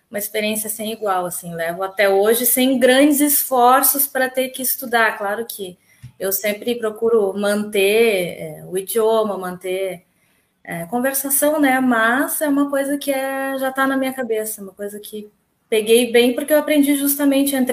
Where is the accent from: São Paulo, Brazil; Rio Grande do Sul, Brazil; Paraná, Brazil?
Rio Grande do Sul, Brazil; Alvorada; also born or lived in Porto Alegre / Canada; eu nasci em Porto Alegre, morei muitos anos em Alvorada. É, na minha infância, eu, eu morei no Canadá durante algum tempo, foi aí que eu aprendi inglês